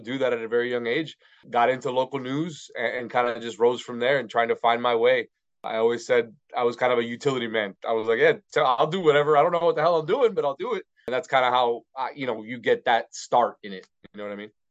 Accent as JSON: {"language": "English", "town": "Miami", "region": "Florida", "country": "United States", "said": "I'm from Miami, Florida"}